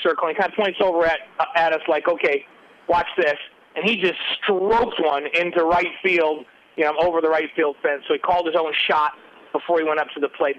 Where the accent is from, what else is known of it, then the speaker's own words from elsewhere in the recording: New York, United States; an LDS kid growing up in New York